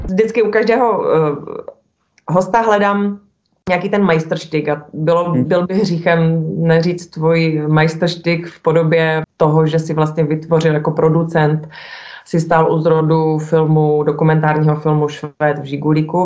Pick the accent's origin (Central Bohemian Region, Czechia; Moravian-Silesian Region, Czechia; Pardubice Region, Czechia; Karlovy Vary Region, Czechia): Moravian-Silesian Region, Czechia; Ostrava; my Ostraváci